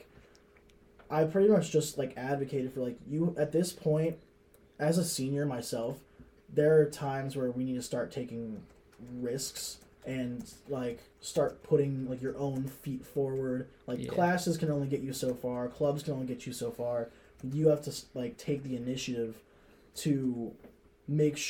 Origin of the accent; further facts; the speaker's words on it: next to St. Rose, New York, United States; now in Oswego, United States; St. Rose, which is right next to my hometown